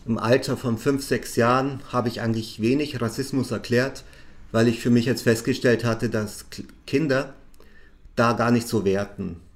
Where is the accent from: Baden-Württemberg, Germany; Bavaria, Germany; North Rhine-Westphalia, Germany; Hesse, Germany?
Bavaria, Germany; Augsburg; also ich bin in Augsburg aufgewachsen da bin ich mal Straßenbahn gefahren als Kind, erste Klasse oder so.